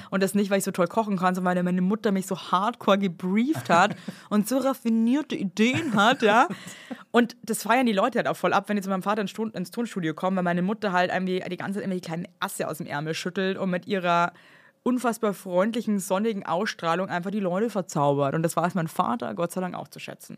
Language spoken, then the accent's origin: German; Bavaria, Germany; als Bayer